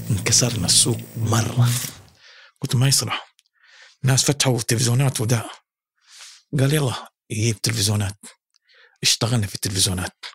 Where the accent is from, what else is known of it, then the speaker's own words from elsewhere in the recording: Jakarta, Indonesia; ولادي 60 من مواليد جاكرتا يسمونه مانجا بسار